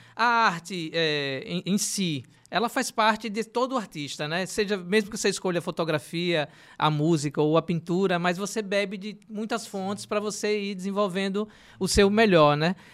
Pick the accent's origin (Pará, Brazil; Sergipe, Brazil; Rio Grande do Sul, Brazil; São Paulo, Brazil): Sergipe, Brazil; Aracaju; eu sou da região do Bugio